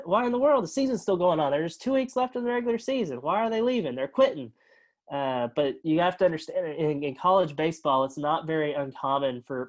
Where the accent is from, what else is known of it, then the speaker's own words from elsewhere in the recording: Springdale, Arkansas, United States; Springdale Harbor, you know, my hometown